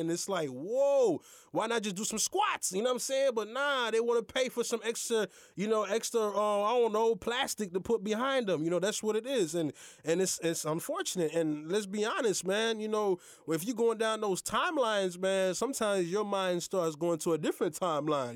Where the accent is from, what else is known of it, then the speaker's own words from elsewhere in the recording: Haiti; now in United States; I am Haitian, but I am American citizen